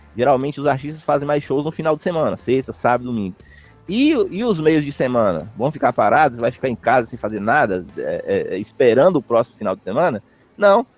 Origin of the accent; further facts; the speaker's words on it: interior of Minas Gerais, Brazil; eu sou do interior de Minas Gerais